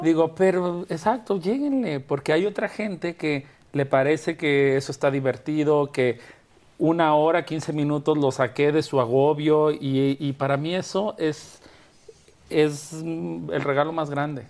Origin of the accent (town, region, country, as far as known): Guadalajara, Jalisco, Mexico; born or raised there; moved away; also born or lived in Culiacán / Mexico City / Madrid